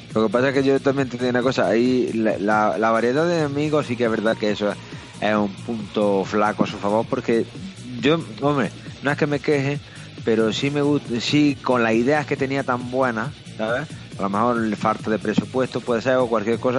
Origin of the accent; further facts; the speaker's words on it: Andalusia, Spain; a mí como andaluz